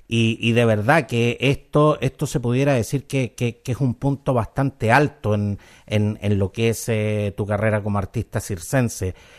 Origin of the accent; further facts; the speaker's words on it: Chile; Nuestro querido Chile